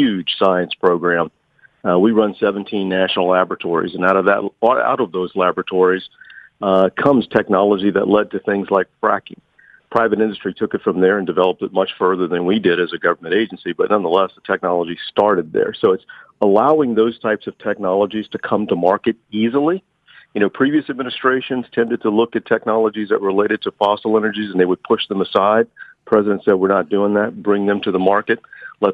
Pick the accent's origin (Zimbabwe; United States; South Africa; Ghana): United States; Louisiana; moved away; I grew up in Louisiana